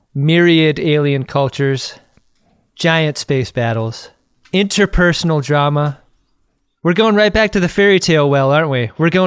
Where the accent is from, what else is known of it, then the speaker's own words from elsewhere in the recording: Ireland; because I don't know if you've noticed, I'm Irish, and my people have fought for a long time against this fucking stereotype.